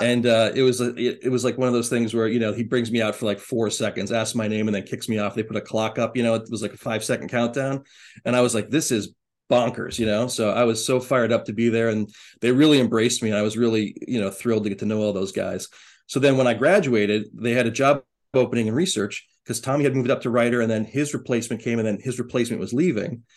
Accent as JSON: {"language": "English", "town": "Erie", "region": "Pennsylvania", "country": "United States", "said": "I said I was from Erie, Pennsylvania"}